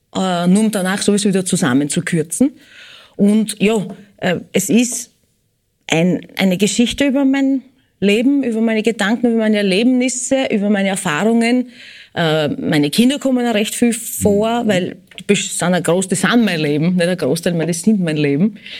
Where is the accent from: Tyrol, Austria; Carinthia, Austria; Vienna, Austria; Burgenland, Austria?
Burgenland, Austria; Eisenstadt; moved away; also born or lived in United States; ich bin in Eisenstadt geboren, ich werd immer f-, Burgenländerin sein und bleiben